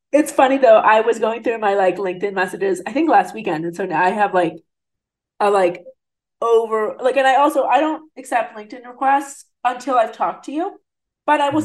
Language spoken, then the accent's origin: English; New Jersey, United States; now in St. Louis, United States; I grew up in New Jersey in like New York City suburbs, essentially.